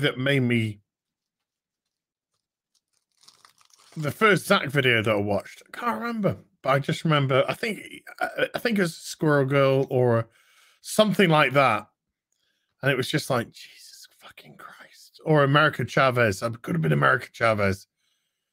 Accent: United Kingdom; I'm British, obviously. I'm Brit brat.

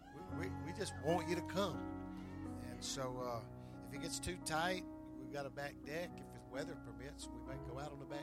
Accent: the South, United States; moved away; I'm originally from the South

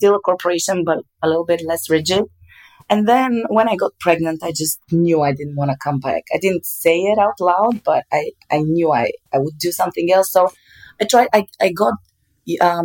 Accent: Bulgaria; moved away as an adult; also born or lived in Germany; in Bulgaria, which is my home country

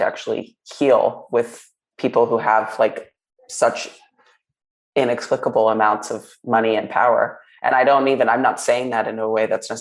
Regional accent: New York, United States; I grew up in New York

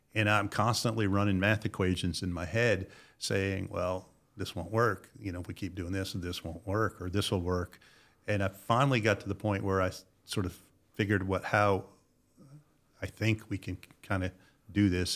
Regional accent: Connecticut, United States; moved away as an adult; I was born in Connecticut

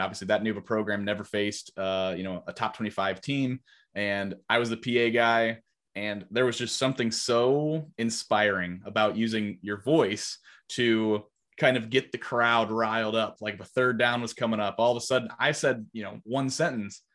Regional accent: Highland, Illinois, United States; also born or lived in Oklahoma / North Carolina; my hometown, which is Highland

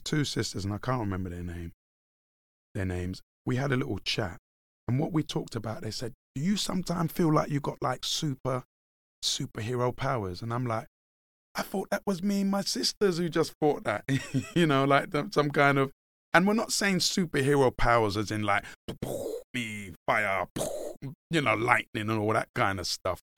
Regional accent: London, United Kingdom; I grew up in Hackney, in the darkest, deepest parts of Hackney.

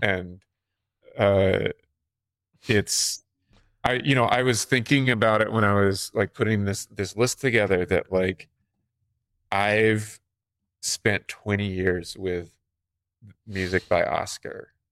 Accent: North Carolina, United States; I'm from North Carolina

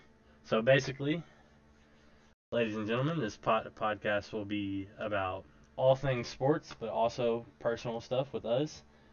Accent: Louisville, Kentucky, United States; I'm also born and raised in Louisville.

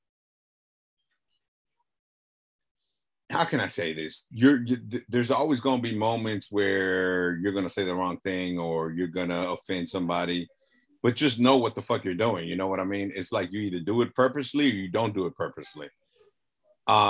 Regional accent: Los Angeles, California, United States; I grew up in South LA, lived in, you know, near East LA now.

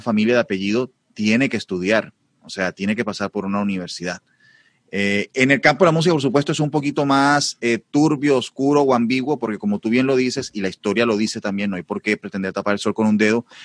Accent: Barranquilla, Atlántico, Colombia; also born or lived in Madrid, Spain; soy barranquillero, una ciudad de las más importantes de Colombia

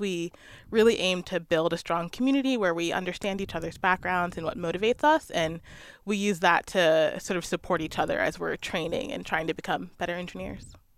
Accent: Maryland, United States; moved away; I grew up in Maryland near the Chesapeake Bay

